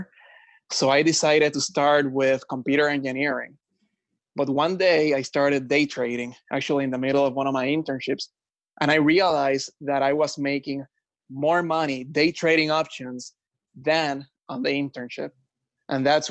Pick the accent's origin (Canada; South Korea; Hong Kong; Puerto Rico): Puerto Rico; moved away as an adult; also born or lived in New York; now in Florida, United States; I was born, raised, and educated in Puerto Rico.